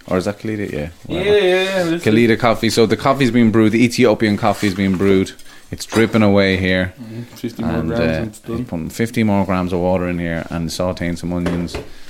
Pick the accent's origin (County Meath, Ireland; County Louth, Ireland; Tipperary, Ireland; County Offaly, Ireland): Tipperary, Ireland; Clonmel; I was born in Clonmel.